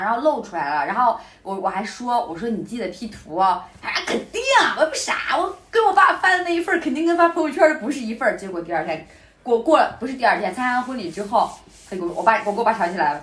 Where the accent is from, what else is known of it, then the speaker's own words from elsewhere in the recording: Hebei, China; moved away; 我们老家，呃，我们老家了，就是我河北的家里那边